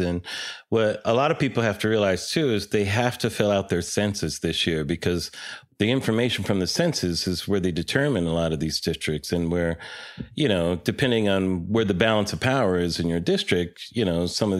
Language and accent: English; California, United States; also born or lived in Chicago; we grew up in California